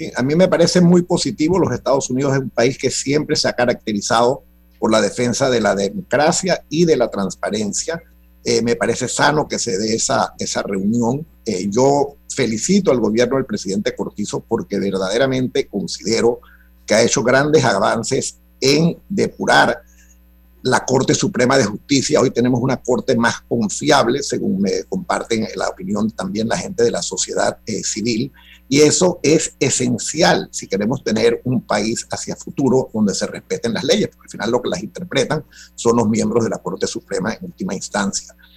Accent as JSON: {"language": "Spanish", "country": "Panama", "said": "todos somos panameños"}